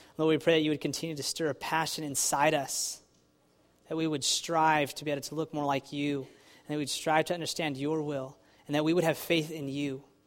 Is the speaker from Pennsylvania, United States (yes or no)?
no; Texas, United States; now in New Jersey, United States; I'm from Texas